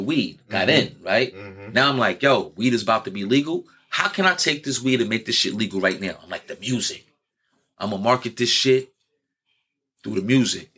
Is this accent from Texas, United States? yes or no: no; New York City, New York, United States; I'm from New York City